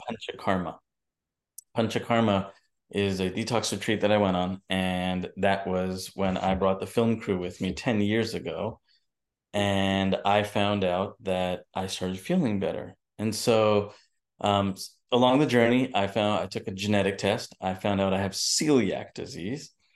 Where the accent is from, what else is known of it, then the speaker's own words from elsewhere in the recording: New Jersey, United States; also born or lived in New York; I was born in New Jersey and born and raised in New York and New Jersey